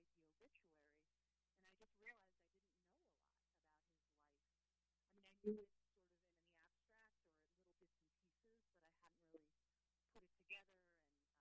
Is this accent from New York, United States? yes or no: yes; New York, United States; also born or lived in San Diego; now in New Haven, United States; I'm from New York originally